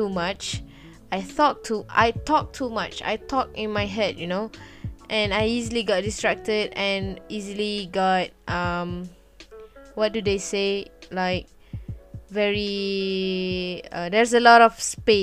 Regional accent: Malaysia; first language Malay; English is a second language; I'm from Malaysia. Yeah, I'm a Malaysian. I'm a Malay actually, and English is not my greatest language

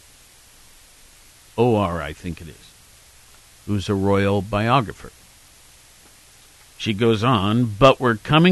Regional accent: Worthington, Ohio, United States; also born or lived in Norfolk, Virginia; now in Athens, Ohio; my hometown of Worthington

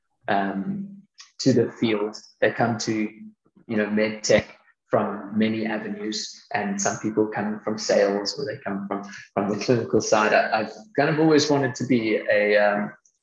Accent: Cape Town, Western Cape, South Africa; also born or lived in Toronto, Canada; So I grew up both in Canada and in South Africa, between kind of Toronto and Cape Town. I spent the bulk of my schooling in Cape Town

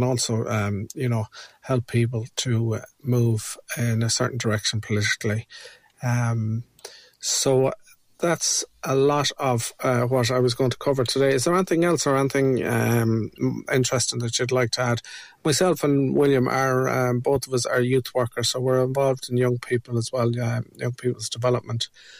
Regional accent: Ireland; And that's, as Irish people, that's what we're all about, is telling stories.

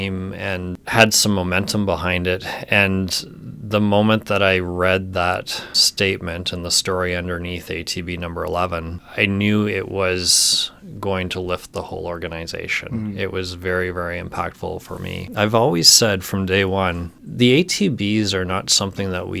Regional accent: St. Albert, Alberta, Canada; also born or lived in Southern Ontario; I spent most of my time growing up in St. Albert, so just outside of Edmonton

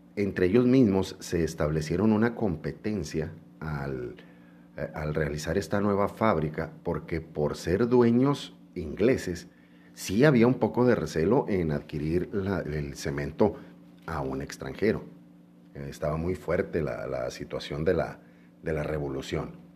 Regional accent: Mexico; nosotros como mexicanos

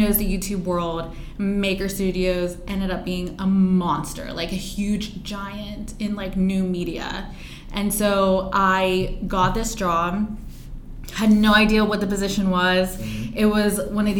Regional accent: Pennsylvania, United States; my background of growing up in Pennsylvania

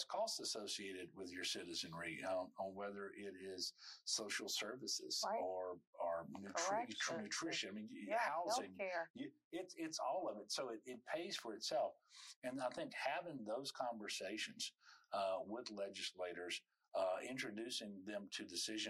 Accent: Amite, Louisiana, United States; over the 12 years that I was in public school there in Amite

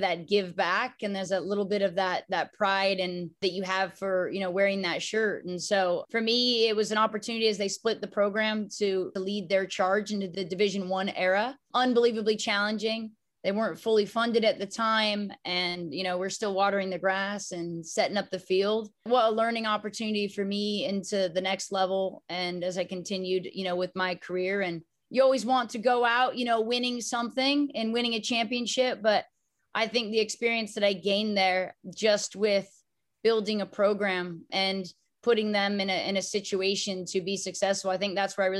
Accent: Palm Springs, California, United States; I came from a small town. I was from Palm Springs, California

